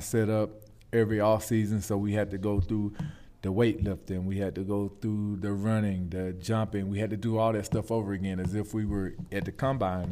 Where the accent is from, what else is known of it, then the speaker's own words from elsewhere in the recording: Shellman, Georgia, United States; moved away as an adult; also born or lived in Charlotte, North Carolina; I grew up in Shelman, Georgia